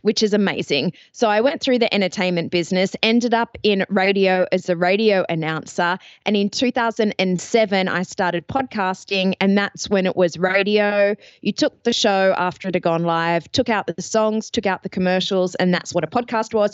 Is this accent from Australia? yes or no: yes; Australia; accent: Australian; also born or lived in Athens, Ohio; You might notice from the accent I am Australian